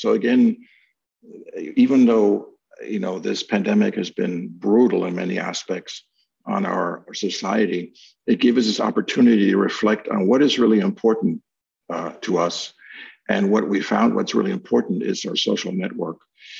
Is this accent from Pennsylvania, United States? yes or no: yes; Philadelphia, Pennsylvania, United States; I never thought of myself as really saying that, you know, I'm from Old City, Philadelphia.